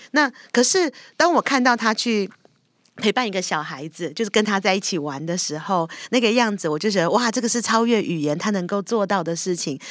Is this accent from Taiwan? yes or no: yes; Taiwan; 我是一个从台湾来的人